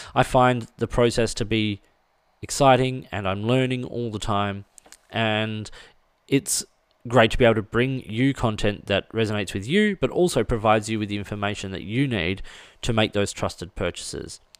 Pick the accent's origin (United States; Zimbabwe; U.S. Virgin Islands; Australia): Australia; as an Australian, as a left-handed Australian